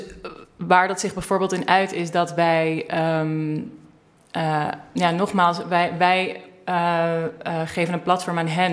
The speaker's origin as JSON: {"language": "Dutch", "town": "Amsterdam", "region": "North Holland", "country": "Netherlands", "tie": "born or raised there", "also_born_or_lived": "Achterhoek, Netherlands / Baltimore, United States", "said": "En ik woon sinds ik acht ben in Amsterdam. Dus ik nou, voel, me voorwaardig Amsterdammer."}